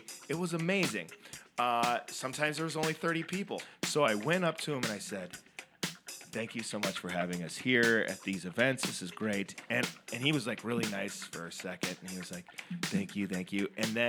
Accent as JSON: {"language": "English", "town": "Minneapolis", "region": "Minnesota", "country": "United States", "said": "I'm from Minneapolis, Minnesota."}